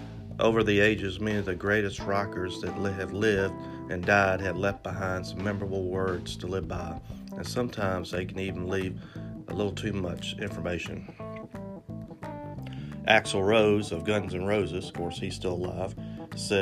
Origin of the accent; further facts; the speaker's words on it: Memphis, Tennessee, United States; listened to the AM radio growing up in Memphis, Tennessee